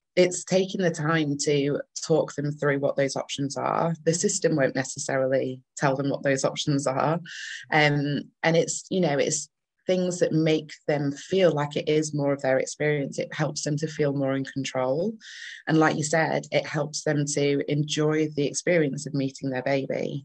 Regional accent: Manchester, North West England, United Kingdom; accent: northern; also born or lived in Leeds; now in Bradford, United Kingdom; I am a northern bird. I'm originally from Manchester, um, but I live and do majority of my work around Bradford and Leeds

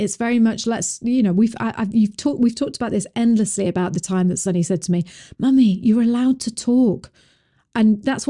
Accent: England, United Kingdom; now in United States; When we came from England, it was like, why are you talking to the children like, you know, like they have got an opinion?

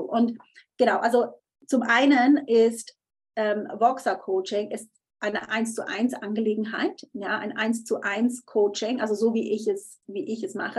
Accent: Switzerland; ich bin Schweizerin

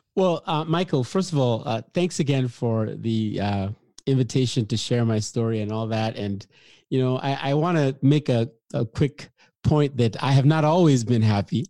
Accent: Nigeria; moved away; I was born in Africa, uh, late sixties, in the civil war of, uh, Nigeria and Biafra

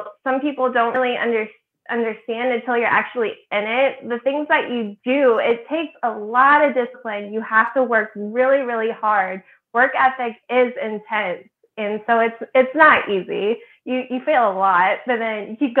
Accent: Midwest, United States; also born or lived in Indiana / Illinois; So I'm originally from the Midwest. I grew up in Indiana and Illinois.

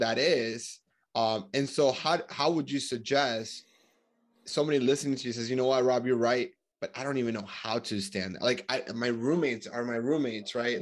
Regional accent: United States; also born or lived in Colombia; I grew up in America, I'm from Colombia

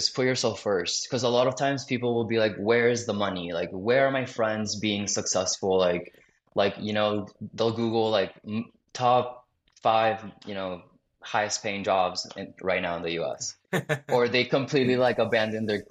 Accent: South Florida, United States; moved away as an adult; I grew up in Florida, I went to college in Florida

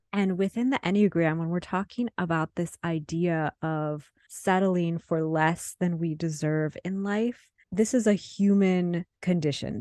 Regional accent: Midwest, United States; moved away; I was born and raised in the Midwest, and I'm living in the Midwest again

